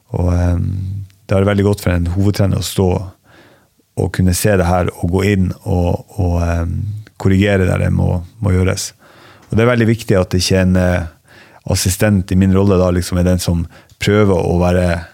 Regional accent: Ballangen, Nordland, Norway; accent: northern Norwegian; moved away as an adult; also born or lived in Harstad; now in Askim, Norway; Opprinnelig så er jeg fra en plass som heter Ballangen, i, eh, i Nordland. Eh, og så eh, flytta jeg til Harstad da jeg var elleve

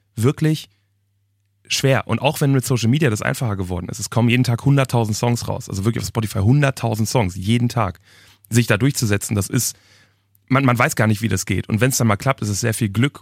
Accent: Germany; ich wohne auch immer noch in meiner Heimatstadt, wirklich in, in einer Kleinstadt in der Nähe vom Ruhrgebiet

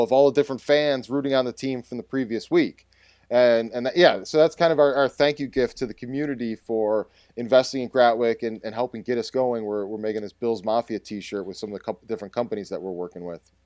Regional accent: North Tonawanda, New York, United States; my hometown um, uh, that I grew up in, it's actually a suburb of Buffalo called North Tonawanda

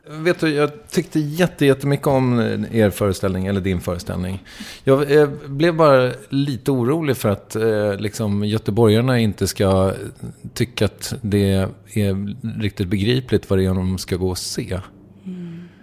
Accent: Sweden

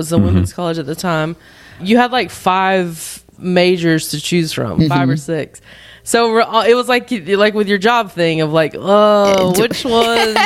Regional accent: Belmont, North Carolina, United States; moved away; also born or lived in Raleigh, North Carolina; I grew up in North Carolina. I'm from Belmont, which is right outside of Charlotte

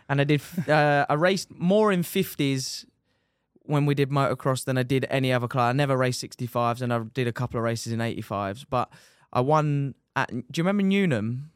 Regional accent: Dover, South East England, United Kingdom; I am from Dover

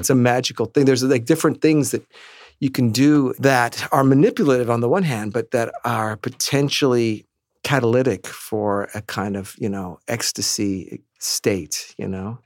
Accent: New York City, New York, United States; we grew up here in Manhattan

